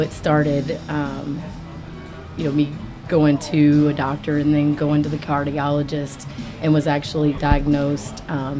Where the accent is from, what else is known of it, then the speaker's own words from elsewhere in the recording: Kentucky, United States; Originally Southwest Kentucky.